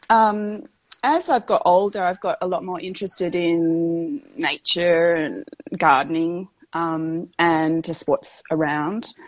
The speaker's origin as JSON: {"language": "English", "region": "Western Australia", "country": "Australia", "said": "I'm West Australian. I live in down near Margaret River. You might have heard of Margaret River area, down in the southwest of Western Australia. Um, I am, well, I've just passed 50"}